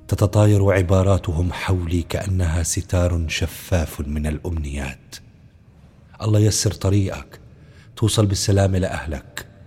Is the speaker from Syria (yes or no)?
yes; Qaboun, Damascus Governorate, Syria; انا انا من القابون شيخي آه، الحي اللي كان مع الثورة من أول يوم